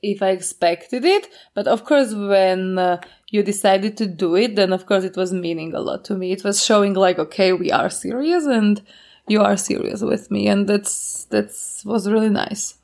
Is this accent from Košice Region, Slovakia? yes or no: yes; Košice, Košice Region, Slovakia; I was living in Slovakia all my life. I was born in Košice and I live in Košice also right now.